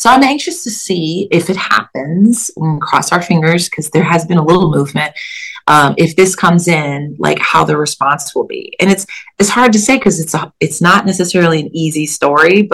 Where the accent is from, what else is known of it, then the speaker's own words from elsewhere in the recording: Kansas City, Missouri, United States; moved away as an adult; also born or lived in Bloomington, Illinois; now in New York, United States; growing up in Kansas City, but then going to school in Illinois